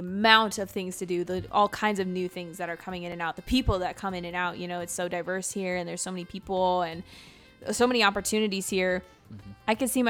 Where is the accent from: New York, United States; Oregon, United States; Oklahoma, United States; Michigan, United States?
Oregon, United States; Eugene; moved away as an adult; now in Orlando, United States; Eugene, Oregon.